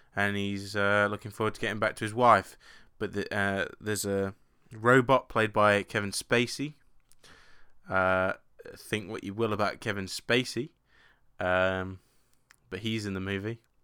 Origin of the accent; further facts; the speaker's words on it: England, United Kingdom; being English